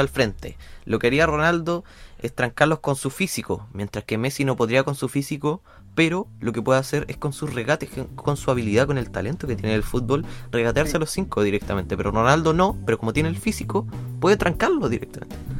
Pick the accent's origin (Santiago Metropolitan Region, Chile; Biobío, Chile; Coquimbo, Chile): Biobío, Chile; Concepción; nosotros somos de Conce